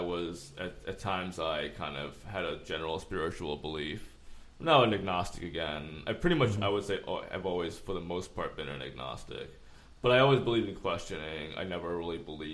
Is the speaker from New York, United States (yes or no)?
yes; New York City, New York, United States; growing up in Flushing and Corona